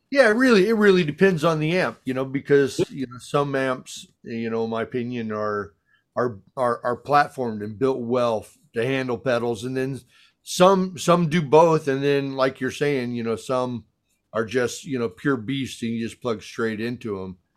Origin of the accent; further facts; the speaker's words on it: Chicago, Illinois, United States; I'm from Chicago.